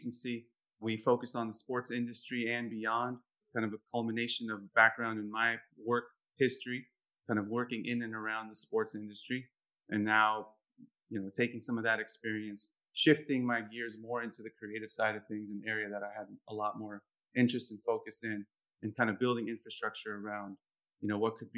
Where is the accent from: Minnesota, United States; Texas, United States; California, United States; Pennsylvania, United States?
California, United States; San Francisco; I was born in the United States, born in San Francisco